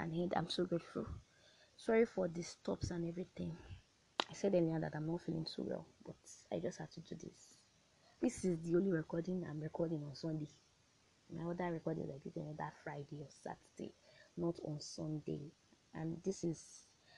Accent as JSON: {"language": "English", "country": "Nigeria", "said": "I am a Nigerian and I am a proud one"}